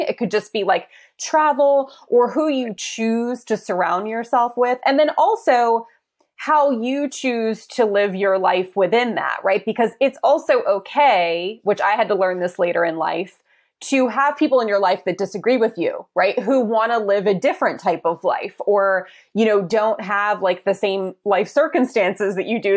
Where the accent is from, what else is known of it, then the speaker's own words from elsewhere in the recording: East Coast, United States; moved away as an adult; I'm from the East Coast